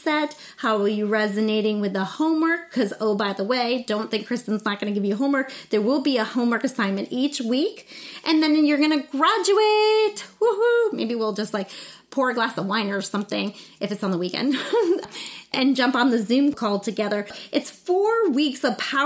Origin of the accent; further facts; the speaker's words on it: New Smyrna Beach, Florida, United States; moved away; I'm in my hometown of New Smyrna Beach, Florida